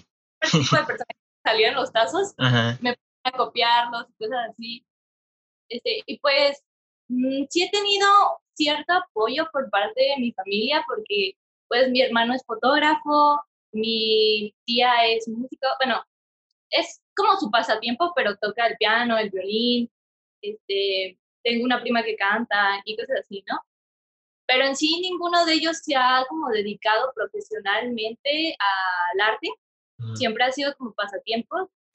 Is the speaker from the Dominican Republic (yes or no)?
no; Mexico; nosotros mexicanos, porque éramos, fuimos como 20 estudiantes mexicanos.